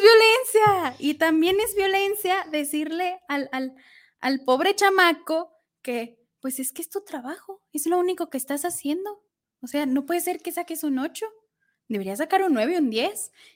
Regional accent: Mexico; como sociedad mexicana

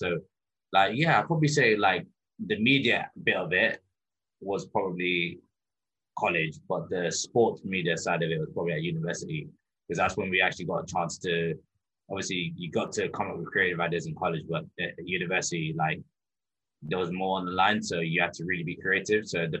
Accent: England, United Kingdom; growing up in England, obviously you watch football all the time.

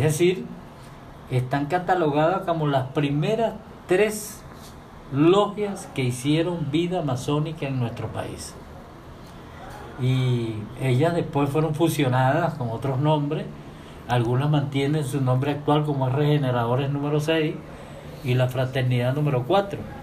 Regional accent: San Fernando de Apure, Apure, Venezuela; also born or lived in Achaguas; yo vengo de San Fernando

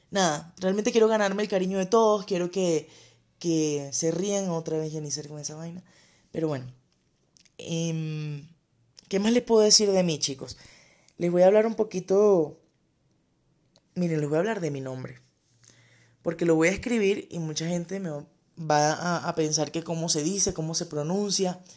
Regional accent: Cabimas, Zulia, Venezuela; born there; Ah, bueno, nací en Cabimas eh, el 29 de octubre del 91.

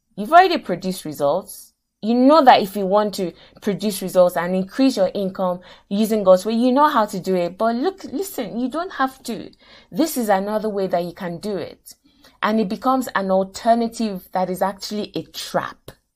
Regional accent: Nigeria; moved away; I grew up in Nigeria, went to university in Nigeria, et cetera.

